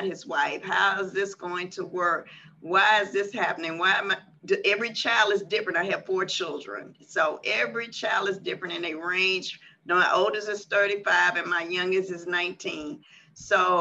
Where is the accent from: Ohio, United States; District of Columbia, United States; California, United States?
District of Columbia, United States; Washington; moved away as an adult; now in Houston, United States; I'm originally from Washington, D.C., Southeast, and I moved to Houston, Texas, with my now ex-husband